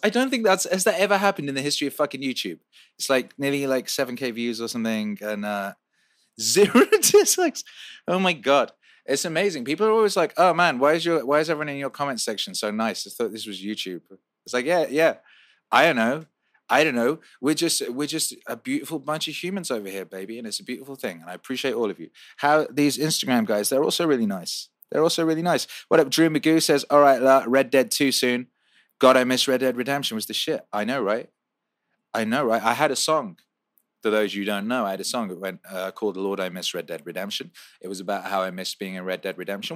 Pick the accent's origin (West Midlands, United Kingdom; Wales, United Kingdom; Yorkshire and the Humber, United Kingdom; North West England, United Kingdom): Wales, United Kingdom; also born or lived in West Bromwich, England; now in Los Angeles, United States; I was born in West Bromwich and I grew up in Wales, and now I live in Los Angeles